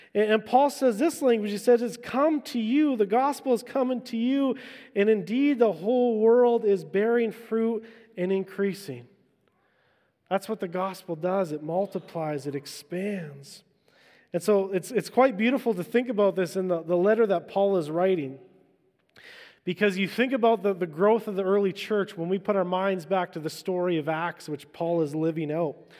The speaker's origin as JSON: {"language": "English", "area": "Vancouver Island", "region": "British Columbia", "country": "Canada", "tie": "born or raised there", "said": "I'm an island boy. I grew up in Vancouver Island"}